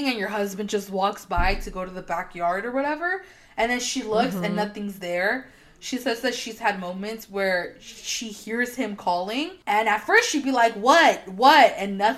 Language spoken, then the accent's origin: English; Mexico; we're from Mexico